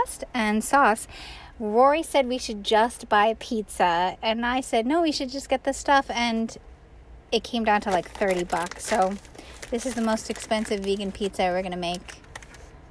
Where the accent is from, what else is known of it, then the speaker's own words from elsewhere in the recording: New York, United States; I'm a New Yorker.